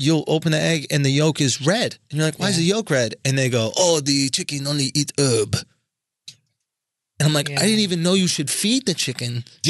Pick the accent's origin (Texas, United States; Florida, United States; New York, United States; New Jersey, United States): New York, United States; as a New Yorker